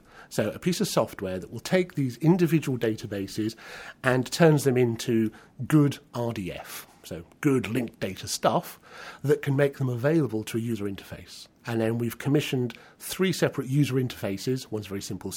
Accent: Newcastle upon Tyne, North East England, United Kingdom; I was born in Newcastle in 1960

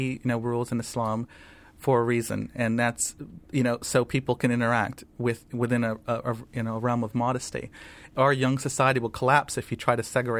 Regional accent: United States; the Muslim community in the States is from many different backgrounds.

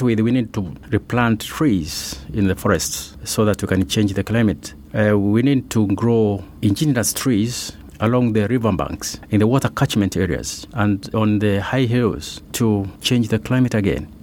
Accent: Kenya; I've grown there. I was born in Kenya, in the Michimikuru

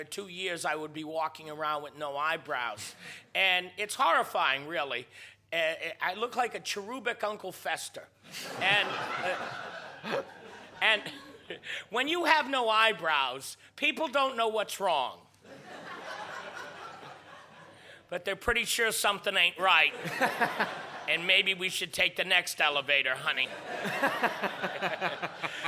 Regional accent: Iowa, United States; I'm from Iowa.

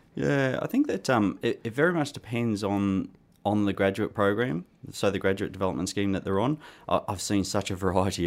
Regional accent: Australia; accent: Australian; moved away; I started my career, um, actually in Australia, hence my accent.

